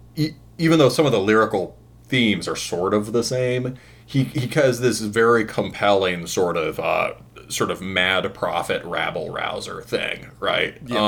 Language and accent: English; Midwest, United States; I'm I'm from the Midwest